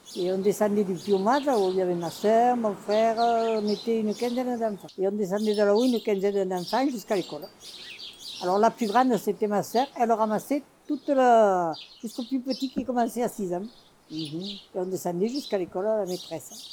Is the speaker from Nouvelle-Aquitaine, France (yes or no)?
no; Belvèze, Occitania, France; Moi, je suis même née à Belvezé, dans la maison de mes parents. Je suis vraiment de Belvezé.